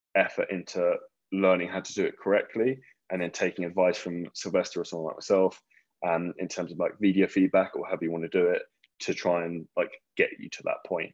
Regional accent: Scotland, United Kingdom; I'm from Scotland

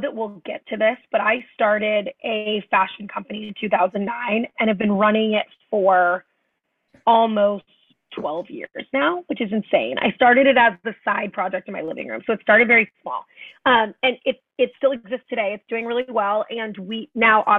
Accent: Tulsa, Oklahoma, United States; I was born in Oklahoma, in Tulsa, Oklahoma, and five kids in my family. So I'm the fourth of five

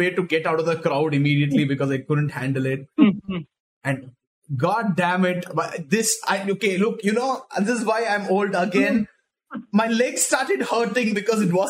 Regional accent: Mumbai, Maharashtra, India; We are from Mumbai.

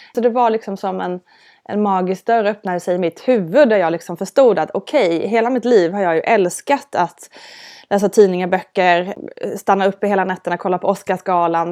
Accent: Älmhult, Kronoberg County, Sweden; Jag är uppvuxen i Älmhult

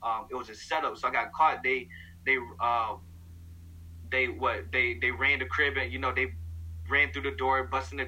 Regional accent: St. Louis, Missouri, United States; also born or lived in Bay Area; my hometown, Missouri

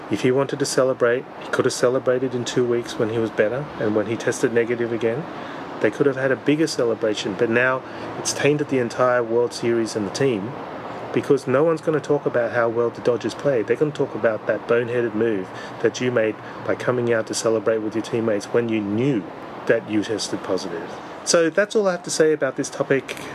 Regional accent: Australia; being an Australian

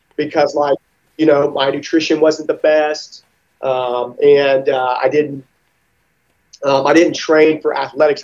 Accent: Mississippi, United States; I grew up in Mississippi

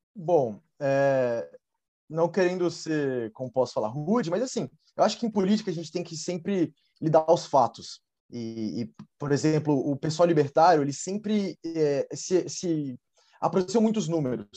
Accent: Brasília, Federal District, Brazil; eu sou de Brasília, eu estou agora em Brasília

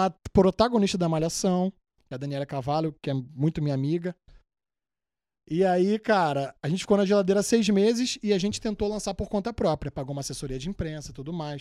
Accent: Rio de Janeiro, Brazil; moved away as an adult; also born or lived in New York; now in United States; Eu sou, da, sou do Rio Capital, só que sou da Zona Norte. Moro em Guadalupe

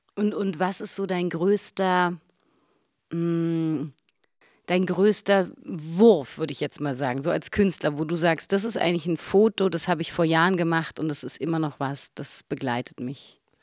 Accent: Berlin, Germany; so wie ich Urberliner

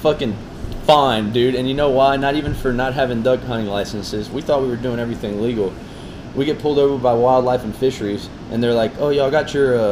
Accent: Caracas, Capital District, Venezuela; now in Lafayette, United States; I'm from Caracas, Venezuela. Moved here in 2002. Well, to Lafayette, Louisiana.

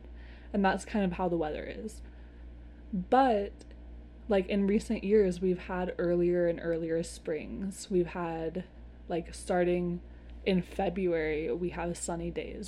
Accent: Seattle, Washington, United States; I'm from Seattle. I talk about Seattle a lot because it's near and dear to my heart.

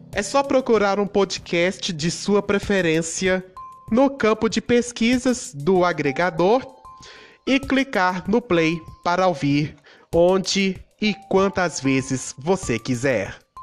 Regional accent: Itabira, Minas Gerais, Brazil; sou natural da cidade de Itabira, Minas Gerais

